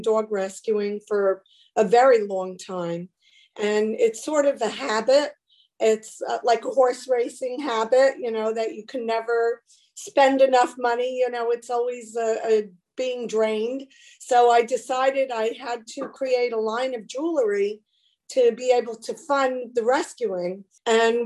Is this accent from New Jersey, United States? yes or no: yes; New Jersey, United States; I grew up in New Jersey.